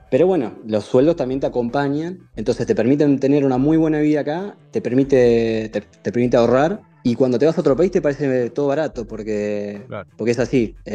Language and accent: Spanish; Argentina; now in Denmark; me trajeron a varios de mis compañeros de Argentina. Así que no solamente somos varios argentinos, sino somos argentinos conocidos y amigos que, estamos todos viviendo acá